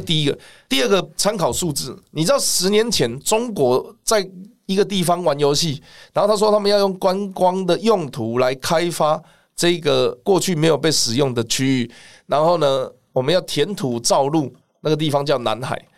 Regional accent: Taiwan; 我明明是台湾人

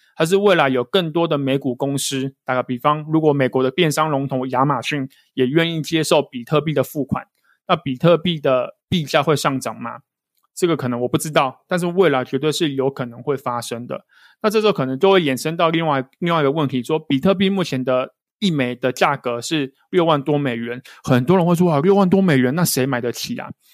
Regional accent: Taiwan; 如果像我们是台湾人

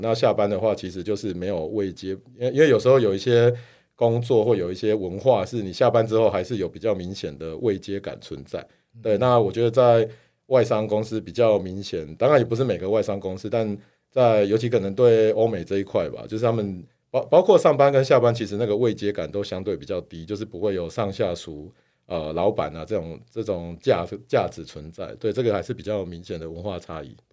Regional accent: Kaohsiung, Taiwan; accent: Taiwanese; moved away as an adult; also born or lived in South Africa / Beijing / Singapore; 我是台湾，我是高雄人嘛

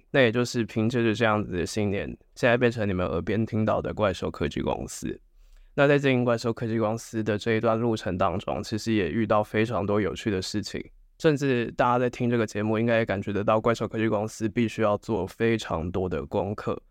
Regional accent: Hsinchu, Taiwan; 我是一个在新竹长大的人，父母呢都在科学园区上班，一个是会计，一个是工程师，后来在外商上班。我就跟一般的小孩一样，从小就是念书起来的

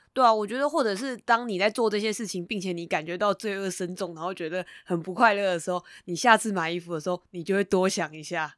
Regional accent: Taipei, Taiwan; 因为我本身是台北人嘛，然后我的家族大部分的人都住在台北

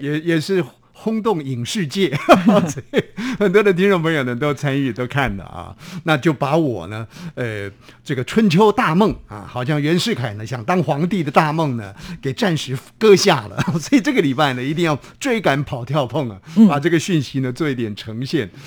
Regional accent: Taiwan; accent: Taiwanese Hokkien; 这个我们家乡话啊，其实有时候在运用语言的时候，我会跟家乡话连接在一块儿。我们的家乡话呢，讲茶茶叶呢叫做茶米

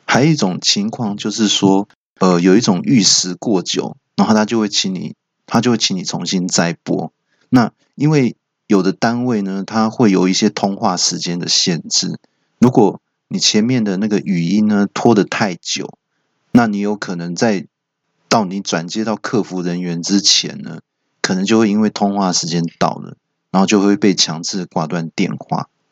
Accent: Taiwan; 你不要瞧不起我们台湾人哈！

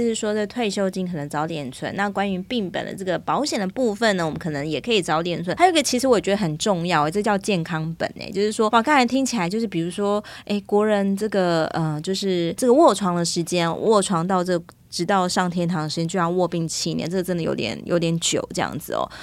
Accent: Taiwan; 我们台湾人

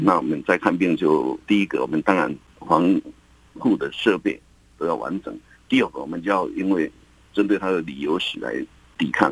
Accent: Taiwan; 我们台湾人

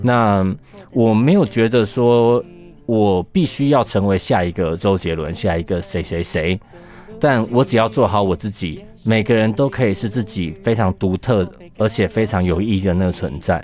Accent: Keelung, Taiwan; now in Taipei, Taiwan; 一样是基隆人的…

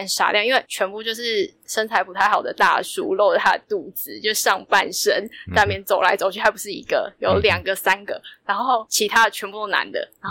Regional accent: Taiwan; 他说：“你是台湾人吗？”我说：“我是。”

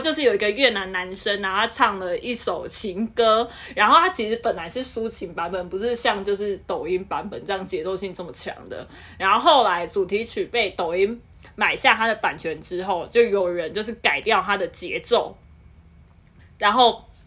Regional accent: southern Taiwan, Taiwan; 我是南部的小孩

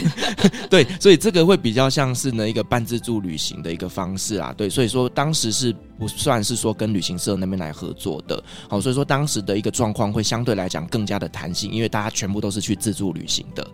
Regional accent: Taiwan; 我们台湾人能接受的

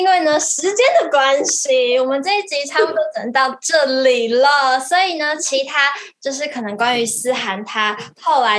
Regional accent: Taiwan; 我们台湾人

